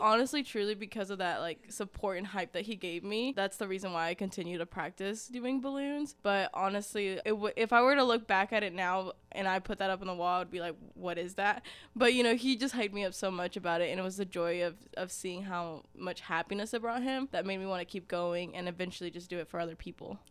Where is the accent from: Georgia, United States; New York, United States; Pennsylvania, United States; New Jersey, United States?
Georgia, United States; Ringgold; also born or lived in Dalton, Georgia; I actually didn't grow up in Dalton, I grew up in Ringgold, so very, very close by.